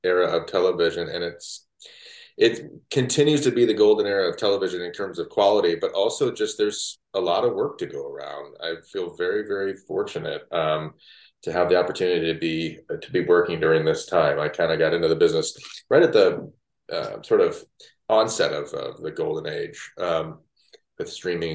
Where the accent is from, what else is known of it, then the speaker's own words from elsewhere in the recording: Mishawaka, Indiana, United States; moved away; my hometown, Mishawaka, Indiana, which is near South Bend